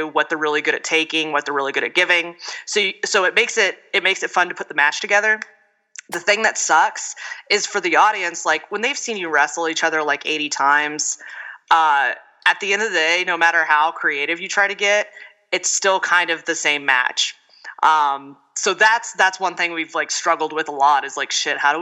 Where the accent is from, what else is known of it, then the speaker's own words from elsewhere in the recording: Houston, Texas, United States; moved away as an adult; now in Colorado, United States; I am from Houston, Texas